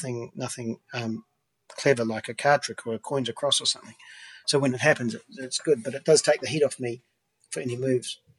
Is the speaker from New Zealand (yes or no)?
yes; New Zealand; now in Vancouver, Canada; Growing up in New Zealand